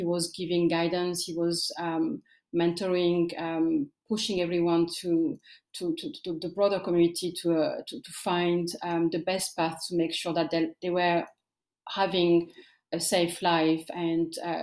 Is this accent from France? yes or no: yes; France; also born or lived in Eritrea; I grew up in France, and I came as a refugee with my parents